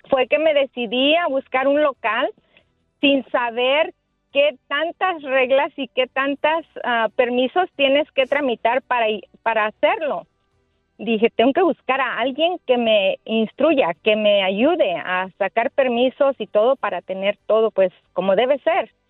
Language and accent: Spanish; Guerrero, Mexico; now in United States; aquí venimos de Guerrero